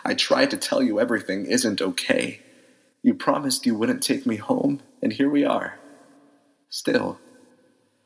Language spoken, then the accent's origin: English; Phoenix, Arizona, United States; I'm from Phoenix, Arizona